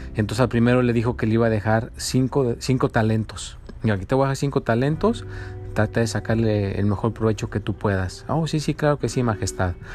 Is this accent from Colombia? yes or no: no; Mexico; now in United States; yo soy mexicano